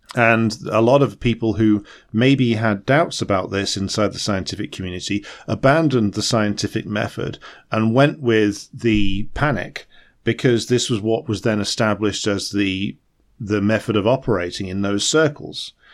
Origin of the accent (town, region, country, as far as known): United Kingdom